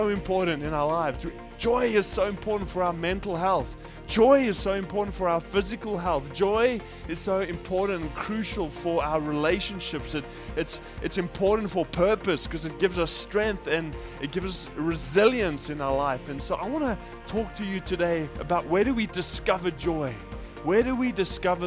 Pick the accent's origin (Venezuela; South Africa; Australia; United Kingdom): South Africa; now in Japan; I grew up in South Africa